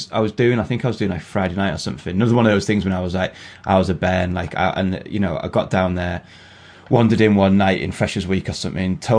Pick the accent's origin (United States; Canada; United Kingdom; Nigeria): United Kingdom; Carlisle, North West England; I grew up in Carlisle, and it ended up that I got offered like a load of money to do a place in Carlisle, and all my pals were there, so I went back up there.